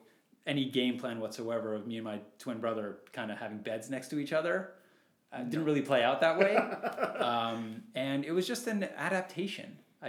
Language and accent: English; San Diego, California, United States; we grew up in San Diego